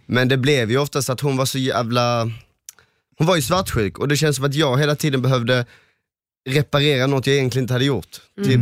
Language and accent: Swedish; Helsingborg, Skåne, Sweden; jag, Johan och Adam, vi är ju från Helsingborg